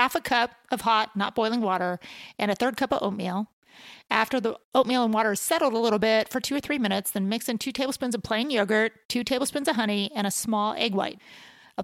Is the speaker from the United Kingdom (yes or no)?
no; Huntington Beach, California, United States; I grew up in Huntington Beach